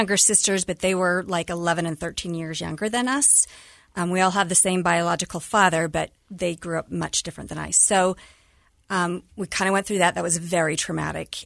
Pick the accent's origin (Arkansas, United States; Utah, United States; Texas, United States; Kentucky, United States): Utah, United States; Cottonwood Heights; also born or lived in Kearns, Utah; growing up in Cottonwood Heights, then we had to move to Kearns.